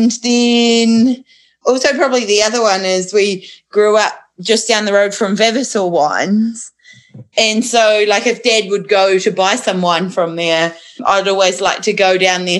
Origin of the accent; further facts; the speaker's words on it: Awatere Valley, Marlborough, New Zealand; now in Haumoana, Hawke's Bay, New Zealand; So I grew up in Marlborough in the Awatere Valley, to be precise